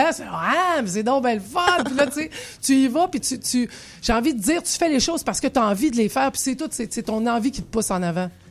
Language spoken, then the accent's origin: French; Quebec, Canada; now in Paris, France; tu dois bosser beaucoup sur toi en tant que Québécoise à Paris parce qu'il y a un paquet de trucs qui sont pas pareils